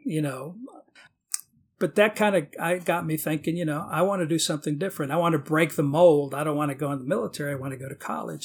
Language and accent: English; Petronila, Texas, United States; also born or lived in Corpus Christi, Texas; now in Austin, United States; I grew up in Corpus Christi, which is a town along the Texas coast, uh, south of here. Uh, for my first six or seven, eight years of my life in Corpus Christi, but then we moved out into a rural, uh, town outside of Corpus Christi named Petronila.